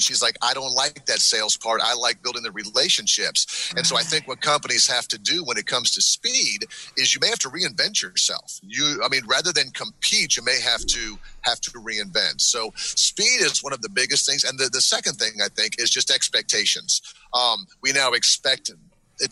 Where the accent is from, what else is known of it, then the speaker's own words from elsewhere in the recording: Florida, United States; accent: northern; moved away as an adult; now in Alabama, United States; I grew up in Florida, which is why I have the northern accent